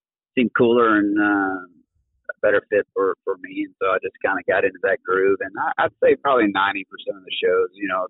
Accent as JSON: {"language": "English", "town": "Fort Worth", "region": "Texas", "country": "United States", "tie": "born or raised there", "said": "I grew up here in Fort Worth"}